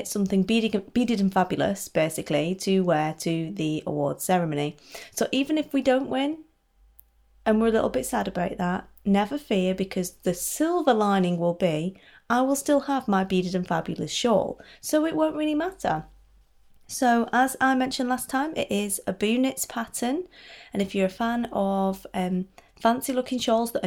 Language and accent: English; United Kingdom; I'm British.